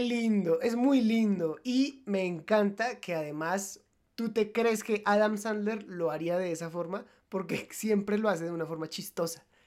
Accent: Colombia; Nosotros somos colombianos

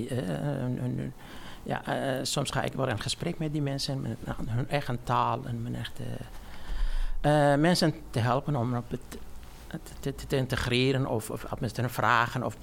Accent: Iraq; now in Netherlands; Ik ben al 27 jaar in Nederland.

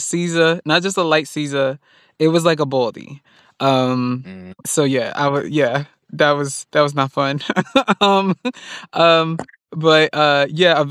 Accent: New York City, New York, United States; I grew up in Far Rockaway in New York, and I grew up around black people

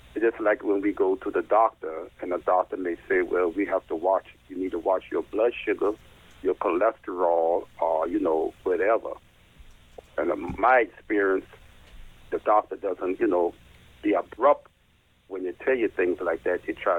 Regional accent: Savannah, Georgia, United States; I'm from Savannah. I'm from St. Benedict the Most Parish at 556 East Gordon Street is my own parish.

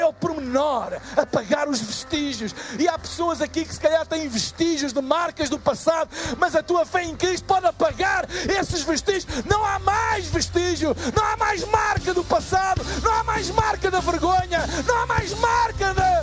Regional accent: Portugal; eu sou de Portugal

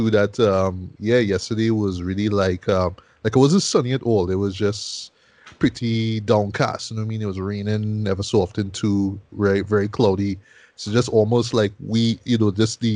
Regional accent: Arima, Trinidad & Tobago; my hometown of Arima

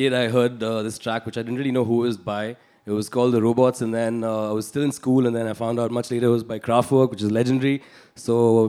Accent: Delhi, India; also born or lived in Australia; I was in Delhi. Yeah. I was in cantonment. My dad was in the army.

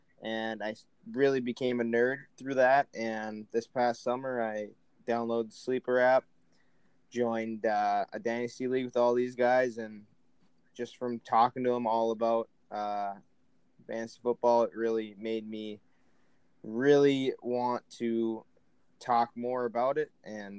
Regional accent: Minnesota, United States; I'm from Minnesota.

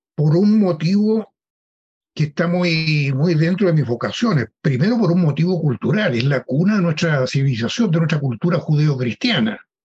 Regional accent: Chile; nosotros somos chilenos que queremos a nuestro país

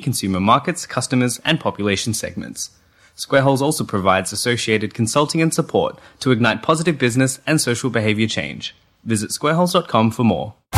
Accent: Adelaide, South Australia, Australia; also born or lived in Gosford, New South Wales; I sort of grew up uh, in Adelaide

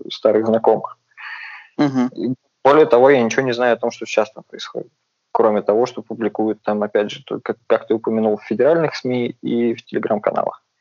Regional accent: Volgograd, Volgograd Oblast, Russia; also born or lived in Moscow; если я сейчас парень из Волгограда, большую часть жизни проживший в Москве э, и где-то еще за границей

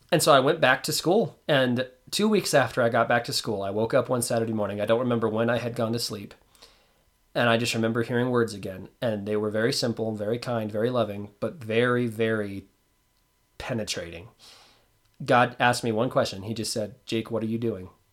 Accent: Roswell, New Mexico, United States; I was born in Roswell, New Mexico

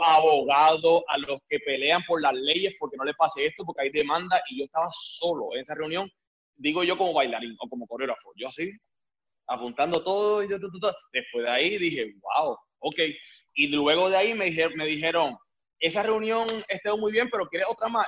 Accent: Puerto Rico; moved away as an adult; now in Miami, United States; yo soy de Puerto Rico

